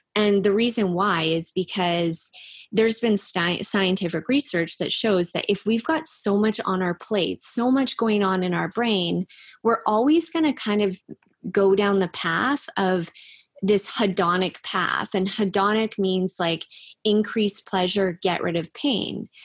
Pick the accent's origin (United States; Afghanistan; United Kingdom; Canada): Canada; Langley, British Columbia; I'm from Langley too